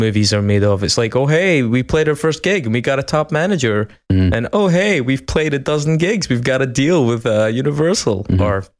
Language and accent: English; Scotland, United Kingdom; So as three Scottish persons reporting from here